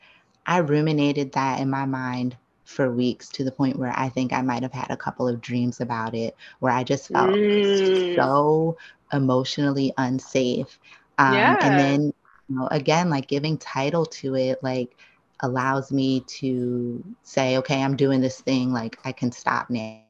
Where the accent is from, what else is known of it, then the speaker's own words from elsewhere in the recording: East Coast, United States; now in Los Angeles, United States; I'm from the East Coast